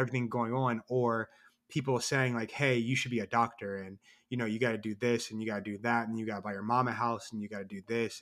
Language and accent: English; Columbus, Ohio, United States; also born or lived in North Carolina; I'm a writer from Columbus, Ohio. I was born and raised here.